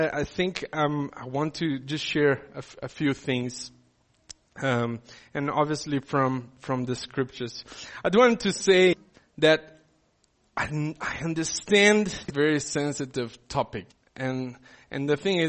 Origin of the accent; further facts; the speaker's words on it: Brazil; now in South Africa; I didn't grow up in South Africa. I come from Brazil. When I come here and I need to tick boxes, I'm considered an other.